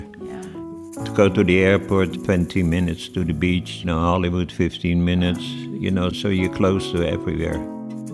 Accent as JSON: {"language": "English", "country": "Netherlands", "tie": "born or raised there", "moved": "yes", "lives_now": "Los Angeles, United States", "said": "I was born in 1942 in the Netherlands during the Second World War."}